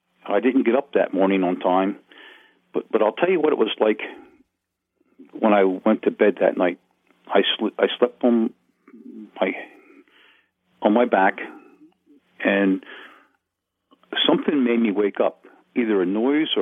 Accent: Wilmington, Delaware, United States; also born or lived in Smyrna, Delaware; I was born in St. Francis Hospital in Wilmington, Delaware

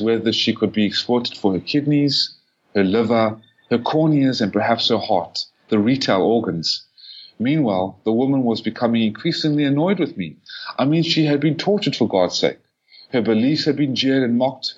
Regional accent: South Africa; as a Falun Gong practitioner, as a South African, as an activist

